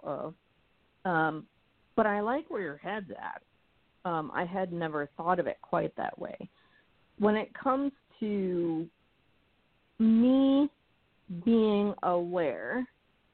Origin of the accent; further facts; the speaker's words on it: New England, United States; We are from New England.